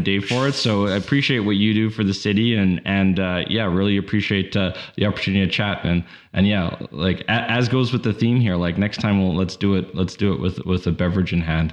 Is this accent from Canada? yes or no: yes; Canada; as a Canadian